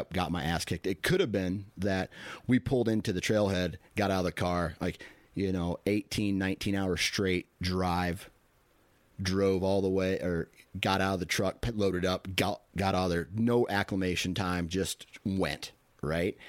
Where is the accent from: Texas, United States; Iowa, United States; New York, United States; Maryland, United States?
Iowa, United States; I'm from Iowa.